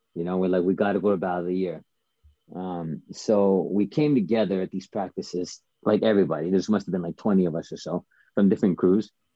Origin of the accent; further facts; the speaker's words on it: Calgary, Alberta, Canada; originally, I started breaking in Calgary